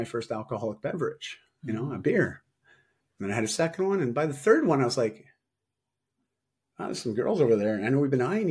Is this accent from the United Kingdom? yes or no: no; Toronto, Ontario, Canada; moved away as an adult; also born or lived in Vancouver, Canada; I moved from Toronto to Vancouver, so all across Canada, because I wanted a fresh start at 18.